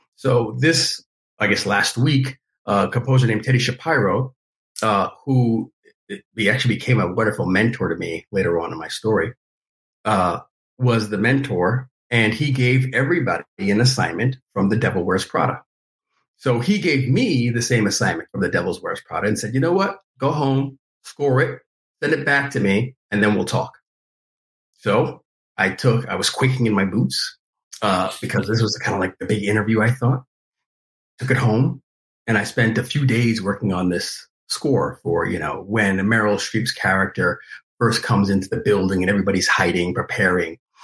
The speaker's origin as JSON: {"language": "English", "region": "New York", "country": "United States", "tie": "born or raised there", "said": "growing up in New York and enjoying you know hip hop, R and B, you know, gospel"}